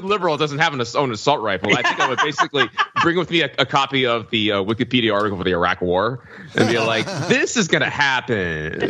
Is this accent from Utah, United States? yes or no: no; Alabama, United States; moved away as an adult; I grew up in Alabama in a very conservative environment and reflected that and took those politics with me to college.